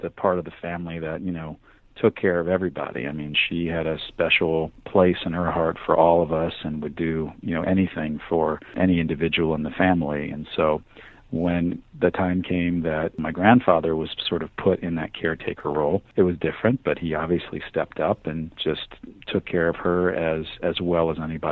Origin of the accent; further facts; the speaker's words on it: Miami, Florida, United States; also born or lived in New York; I grew up in Miami from the time I was a year old and went to elementary school, high school, junior high school in South Florida